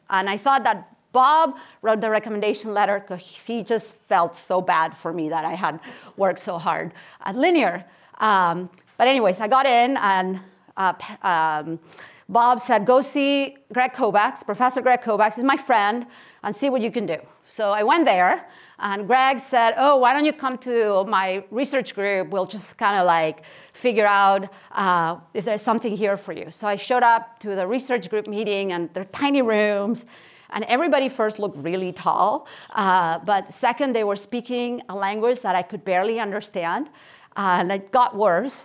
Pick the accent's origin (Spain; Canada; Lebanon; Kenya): Spain; Barcelona, Catalonia; moved away as an adult; also born or lived in Kansas City, Missouri / Stanford, California; I was born in Barcelona, Spain, and I spent, uh, my childhood and my teenage years there.